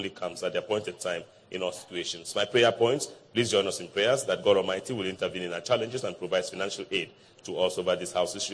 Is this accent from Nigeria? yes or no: yes; Nigeria; English is a second language; now in Takoradi, Ghana; Takoradi, Western Region, Ghana. But I'm a Nigerian.